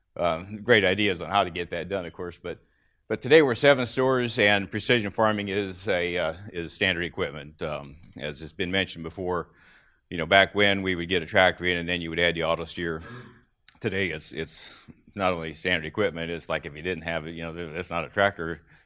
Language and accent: English; Clinton County, Illinois, United States; I grew up in Clinton County, Illinois